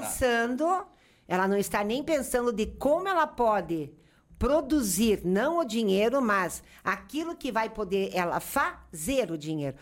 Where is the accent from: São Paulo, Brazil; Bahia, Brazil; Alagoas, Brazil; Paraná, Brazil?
Paraná, Brazil; Curitiba; moved away as an adult; now in Caxias do Sul, Brazil; Sou de Curitiba, para quem não sabe, fui parar na Serra Gaúcha